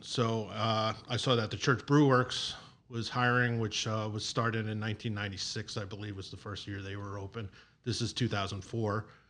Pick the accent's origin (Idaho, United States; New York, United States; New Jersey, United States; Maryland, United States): New York, United States; Long Island; moved away as an adult; also born or lived in Lancaster, Pennsylvania / Pittsburgh; now in Chicago, United States; I grew up in New York on Long Island